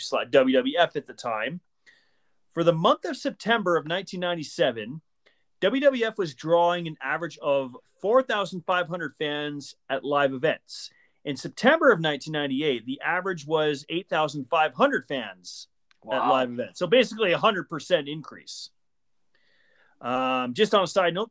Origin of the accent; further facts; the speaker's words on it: Hamilton, Ontario, Canada; moved away; Hamilton, Ontario, my hometown